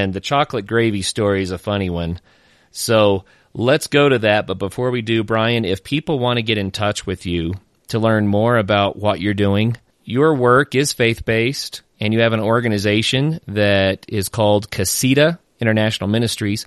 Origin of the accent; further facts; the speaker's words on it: Oklahoma, United States; I grew up in Oklahoma